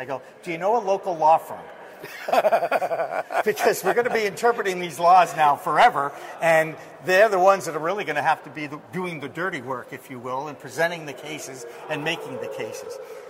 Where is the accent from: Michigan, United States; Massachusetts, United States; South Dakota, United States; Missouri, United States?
Massachusetts, United States; it happened in my home state of Massachusetts. Very proud of my home state